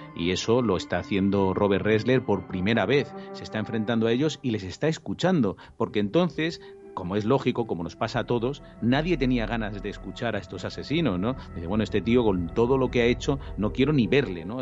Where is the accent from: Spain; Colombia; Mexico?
Spain; nosotros en España